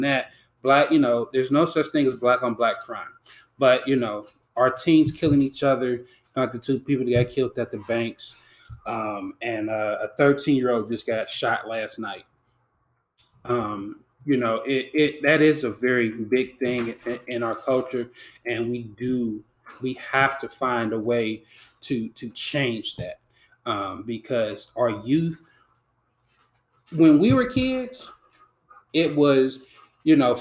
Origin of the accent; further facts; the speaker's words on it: United States; also born or lived in Silverton; I grew up in Kennedy Heights